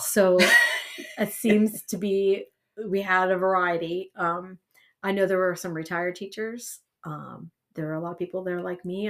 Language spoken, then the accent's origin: English; Eastern Columbiana County, Ohio, United States; also born or lived in East Palestine, Ohio; I'm originally from Eastern Columbiana County. I graduated from West Branch High School